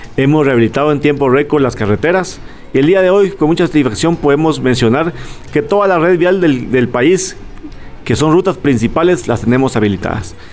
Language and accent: Spanish; Guatemala; Nosotros como guatemaltecos, pues tenemos los principios de poder compartir con familia